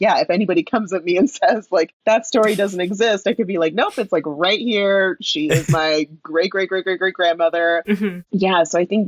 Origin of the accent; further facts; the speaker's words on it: San Diego, California, United States; also born or lived in Santa Barbara County, California; San Diego, which is my hometown, really. Like, that's where I spent most of my time.